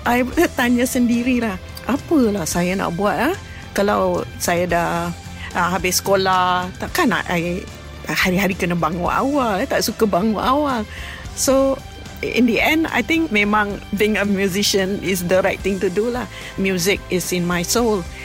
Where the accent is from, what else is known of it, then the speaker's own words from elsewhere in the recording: Penang, Malaysia; Saya berasal dari Pulau Pinang.